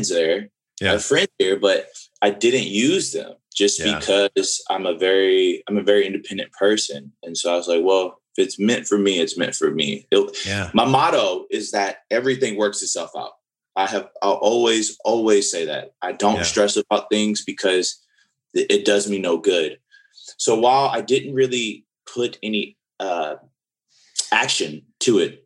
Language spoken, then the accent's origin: English; New Orleans, Louisiana, United States; I grew up in New Orleans and I was around a lot of older people in New Orleans